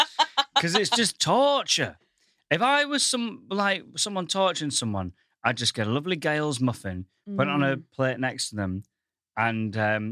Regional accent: Goole, Yorkshire and the Humber, United Kingdom; moved away as an adult; now in London, United Kingdom; I come from the northern town of Goole.

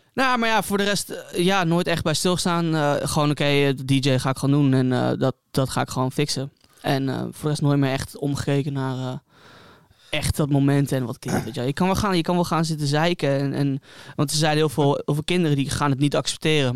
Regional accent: Hilversum, North Holland, Netherlands; moved away as an adult; now in Amsterdam, Netherlands; geboren en getogen in Hilversum

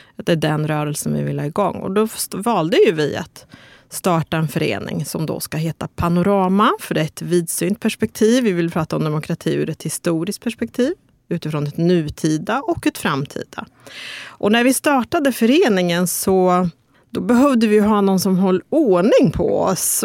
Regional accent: Örebro, Örebro County, Sweden; Jag är uppväxt i Vivalla

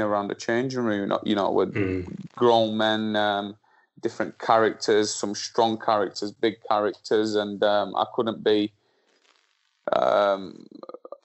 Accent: Slovakia; also born or lived in Burnley; now in England; where I'm from Slovakia

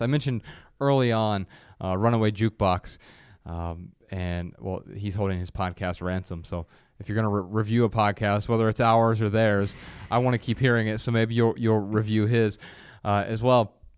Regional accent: Ohio, United States; moved away; we grew up in Ohio and it's hot as hell in, in the summers

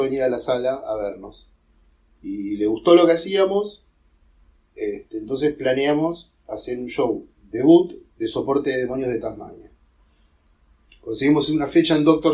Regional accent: Villa de Mayo, Buenos Aires Province, Argentina; also born or lived in Martínez; viví en Martínez hasta los 7, después fui a Villa de Mayo. A los 14, 15 volví a Martínez. Eh, pero eso, es donde yo, eh, mi infancia transcurrió ahí en Villa de Mayo

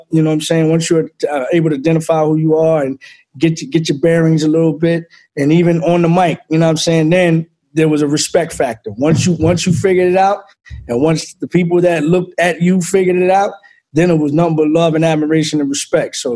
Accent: Philadelphia, Pennsylvania, United States; Um, Philly, Philly was definitely de- that's where I got the cut of my jib in all facets

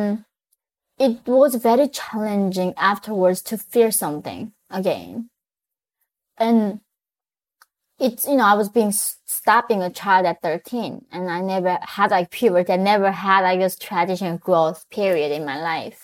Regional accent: North Korea; moved away; I was born in North Korea

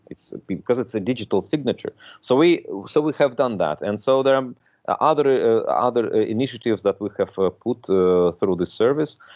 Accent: Moscow, Russia; moved away as an adult; also born or lived in Belgium; now in Luxembourg; I was born in Moscow. I'm originally I'm a Russian

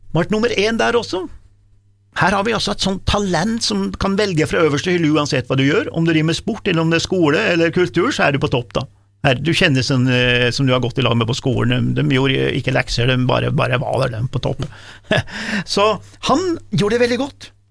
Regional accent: Dombås, Innlandet, Norway; jeg kommer fra Domås

